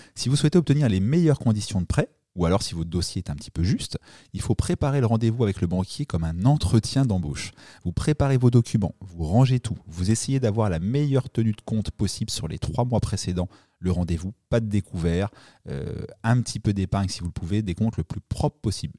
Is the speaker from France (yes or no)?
yes; Normandy, France; je suis normand